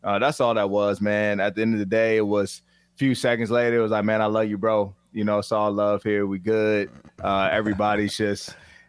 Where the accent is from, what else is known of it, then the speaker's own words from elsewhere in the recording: Virginia, United States; I'm from Virginia